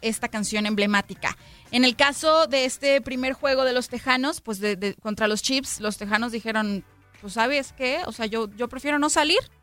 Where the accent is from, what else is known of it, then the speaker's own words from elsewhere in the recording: Mexico; los que somos mexicanos